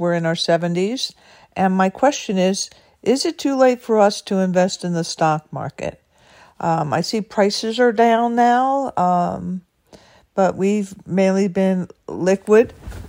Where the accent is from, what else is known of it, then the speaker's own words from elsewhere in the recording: California, United States; I'm from Southern California, north of San Diego.